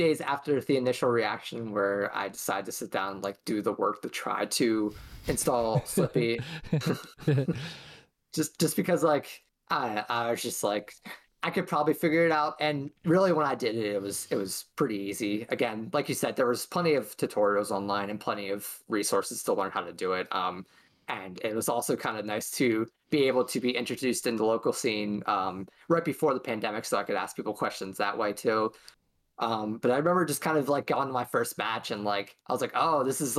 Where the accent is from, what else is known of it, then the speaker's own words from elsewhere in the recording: West York, Pennsylvania, United States; I'm from West York High School, which is about an hour down from Lancaster.